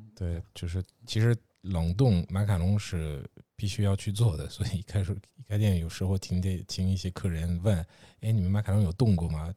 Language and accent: Chinese; western France, France; now in Beijing, China; 我老家在，呃，法国西边